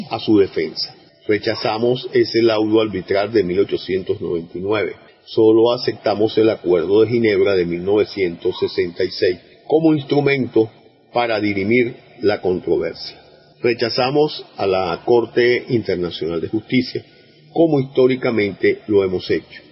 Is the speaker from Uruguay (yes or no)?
no; Venezuela; todos los venezolanos